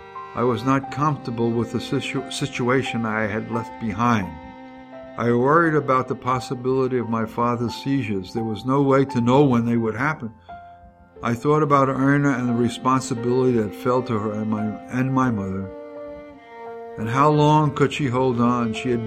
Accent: New York, United States; It was chalked up to my being a New Yorker.

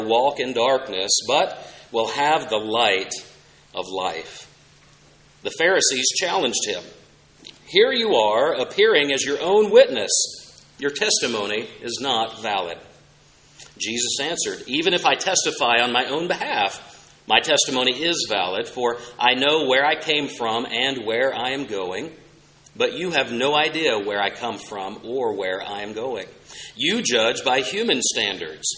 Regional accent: Oklahoma, United States; I had the chance just one summer growing up in Oklahoma

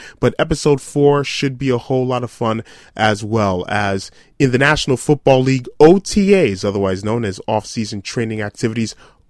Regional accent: United States; as an American-born fan

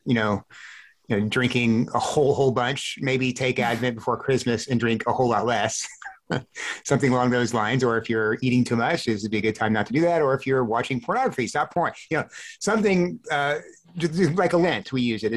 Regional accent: South Texas, United States; I grew up in South Texas where it was hot

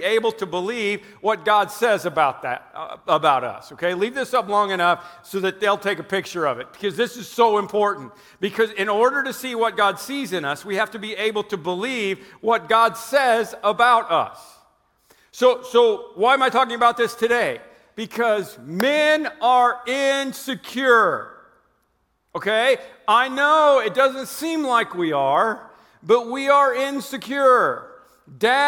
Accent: Oklahoma, United States; I'm from Oklahoma

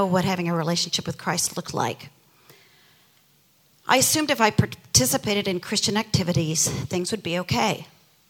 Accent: Midwest, United States; I grew up in the Midwest in a stable, church-going family

